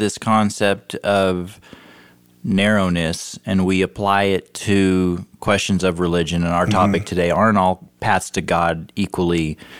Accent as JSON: {"language": "English", "region": "Pacific Northwest", "country": "United States", "tie": "born or raised there", "said": "Growing up in the Pacific Northwest"}